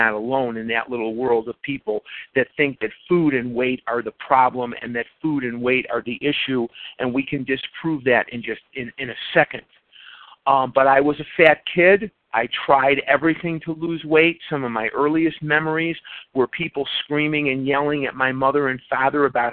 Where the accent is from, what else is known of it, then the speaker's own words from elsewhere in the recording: Chicago, Illinois, United States; now in Scottsdale, United States; I'm originally born and raised in Chicago. I currently reside in Scottsdale, Arizona